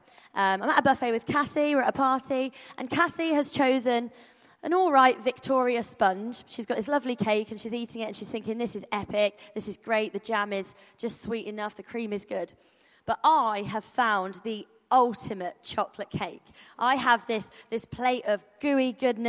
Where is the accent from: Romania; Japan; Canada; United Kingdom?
United Kingdom; Rugby, West Midlands; now in Southampton, United Kingdom; I am from Rugby, but I'm at Southampton now, Life Church Southampton